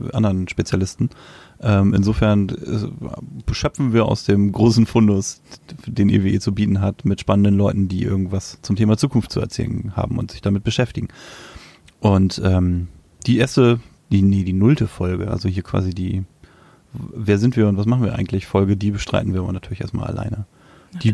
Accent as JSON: {"language": "German", "region": "Lower Saxony", "country": "Germany", "said": "Ich komme aus Niedersachsen"}